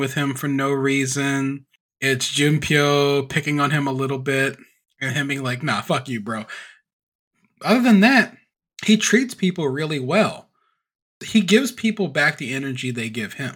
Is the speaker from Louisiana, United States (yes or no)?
yes; Louisiana, United States; I'm from Louisiana